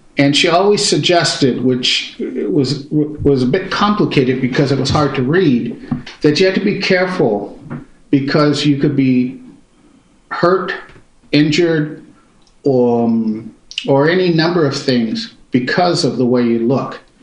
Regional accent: Pittsburg, California, United States; also born or lived in Concord, California; I grew up in Pittsburgh and Concord, California

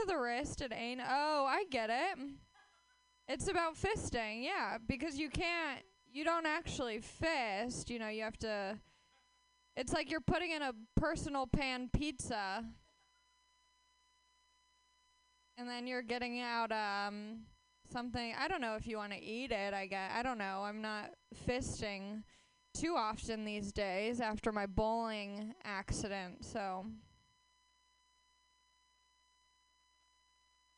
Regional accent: Los Angeles, California, United States; I am from Los Angeles, where dreams die right in front of your face

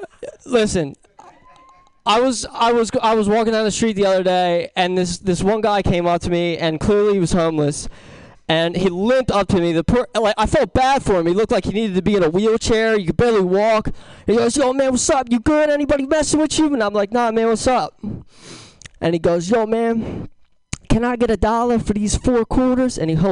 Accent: Philadelphia, Pennsylvania, United States; I'm from Philadelphia, Pennsylvania. So I guess that means I'm angry all the time.

